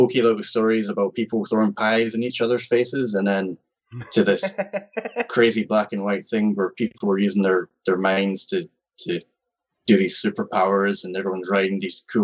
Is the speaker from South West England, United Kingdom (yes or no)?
no; Scotland, United Kingdom; I'm from Scotland? I'm in Scotland.